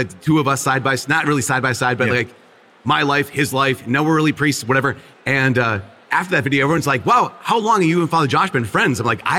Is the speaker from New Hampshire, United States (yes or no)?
no; Minnesota, United States; I'm from Minnesota, where it's one of the most irreligious states in the country.